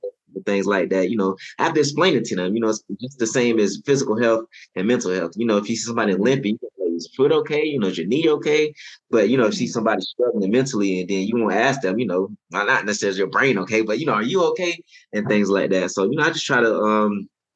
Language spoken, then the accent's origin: English; Daytona Beach, Florida, United States; now in Lafayette, United States; I'm originally from Daytona Beach, Florida